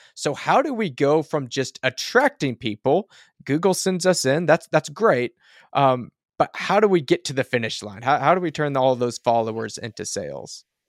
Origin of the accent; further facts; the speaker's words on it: rural Oklahoma, United States; I'm in a, a somewhat rural Oklahoma